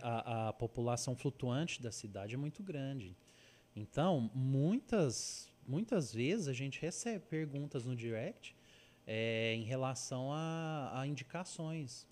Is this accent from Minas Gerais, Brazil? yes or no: yes; Uberlândia, Minas Gerais, Brazil; eu sou de Uberlândia, Minas